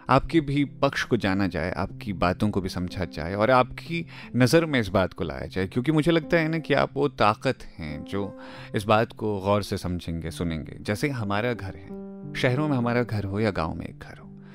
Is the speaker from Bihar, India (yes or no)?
no; Chopra village, Nainital, Uttarakhand, India; moved away; मेरी ना पैदाइश जो हुई है वो नैनीताल के चोपड़ा गांव में हुई है